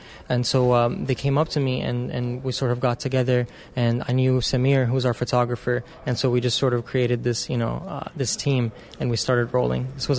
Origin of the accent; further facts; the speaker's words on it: Columbus, Georgia, United States; born there; also born or lived in Lebanon; So originally, my parents are Lebanese. I was born in Columbus, Georgia, to Lebanese parents. I've hopped around back and forth between the States and Lebanon, but I've lived there about half my life.